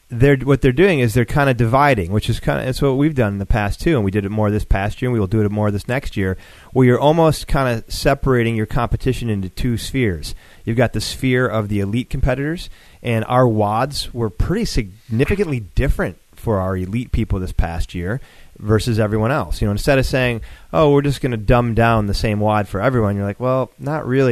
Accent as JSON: {"language": "English", "town": "Buffalo", "region": "New York", "country": "United States", "tie": "born or raised there", "moved": "yes", "lives_now": "Atlanta, United States", "said": "I grew up in Buffalo"}